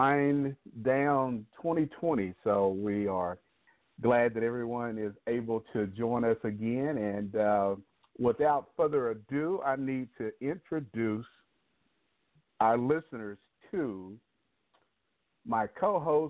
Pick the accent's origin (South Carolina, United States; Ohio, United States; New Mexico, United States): New Mexico, United States; I'm from New Mexico